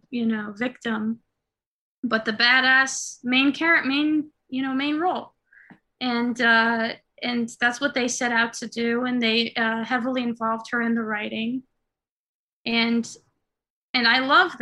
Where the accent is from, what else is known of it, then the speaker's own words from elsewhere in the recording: Israel; moved away as an adult; also born or lived in New York, United States; now in Los Angeles, United States; I was born in New York, but when I was 8, my Israeli parents moved us back to Israel. So I was in Israel from 8 to 21